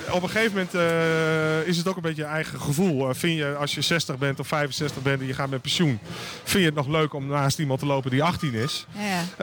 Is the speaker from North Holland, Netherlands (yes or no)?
yes; Weesp, North Holland, Netherlands; moved away; Ik kom uit Weesp, daar ken ik het van.